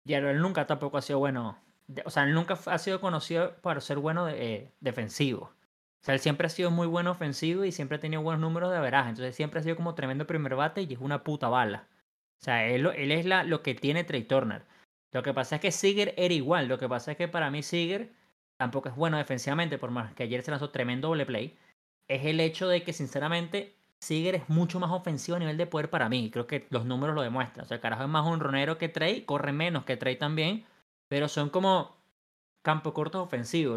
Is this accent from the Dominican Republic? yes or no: no; Venezuela; yo como venezolano